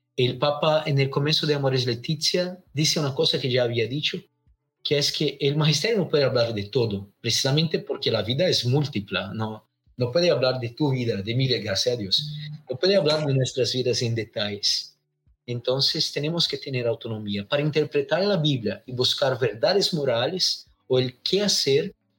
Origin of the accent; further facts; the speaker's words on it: Londrina, Paraná, Brazil; Spanish is a second language; Soy acá de Brasil, del sur de Brasil, una pequeña ciudad llamada Londrina.